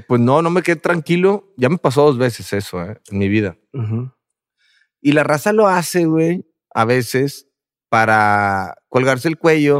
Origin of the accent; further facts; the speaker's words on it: Monterrey, Nuevo León, Mexico; nosotros como somos de Monterrey y, tenemos una cultura del macho mexicano